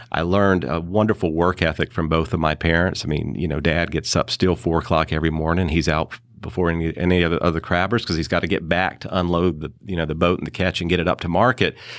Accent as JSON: {"language": "English", "town": "Wanchese", "region": "North Carolina", "country": "United States", "tie": "born or raised there", "also_born_or_lived": "Wilmington, North Carolina / New York City / San Francisco", "moved": "as an adult", "said": "I was born and raised on Roanoke Island in the little fishing village of Wanchese."}